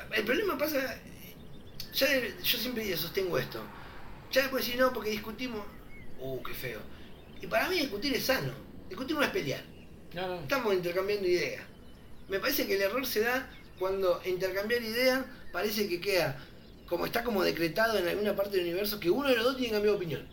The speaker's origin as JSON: {"language": "Spanish", "region": "Santa Fe", "country": "Argentina", "said": "soy de Santa Fe"}